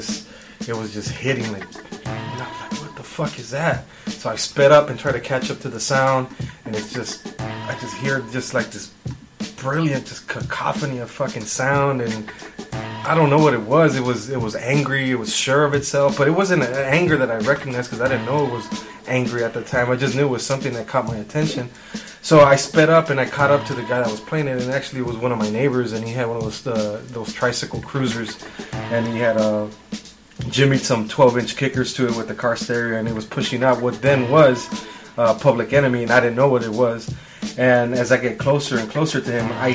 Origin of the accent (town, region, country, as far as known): West Coast, United States; born or raised there; also born or lived in Mexico